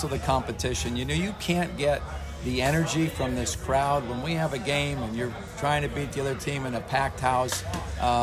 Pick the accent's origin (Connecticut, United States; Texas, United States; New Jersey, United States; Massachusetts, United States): Connecticut, United States; We grew up in Connecticut